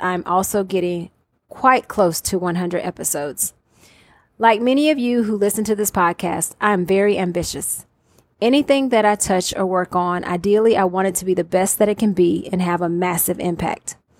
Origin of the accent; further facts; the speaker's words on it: Atlanta, Georgia, United States; I am from Atlanta, Georgia, also known as Hot Atlanta